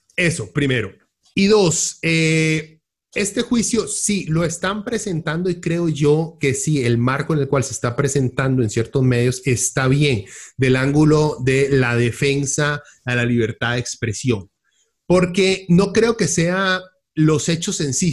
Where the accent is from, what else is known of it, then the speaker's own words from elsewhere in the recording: Costa Rica; en este país claramente hay corrupción en Costa Rica